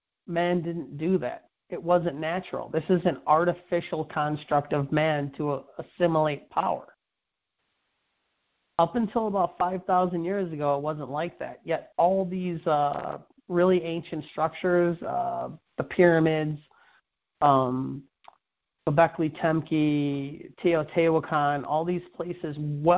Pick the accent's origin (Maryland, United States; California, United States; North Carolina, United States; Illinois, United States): Illinois, United States; Chicago; I come from Chicago. I lived in Chicago for the better part of 10 years.